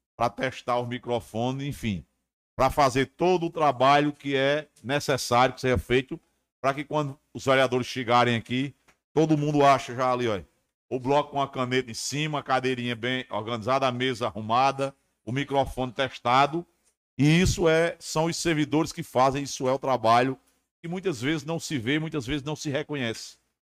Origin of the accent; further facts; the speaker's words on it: São Bento, Paraíba, Brazil; eu sou de São Bento